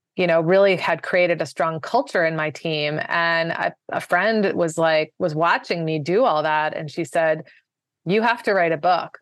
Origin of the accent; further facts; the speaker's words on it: Washington, District of Columbia, United States; moved away as an adult; also born or lived in Maryland / Virginia / New York City; grew up most of the time in the D C, uh, sort of beltway suburbs for, part of the time in Maryland, part of the time in Virginia.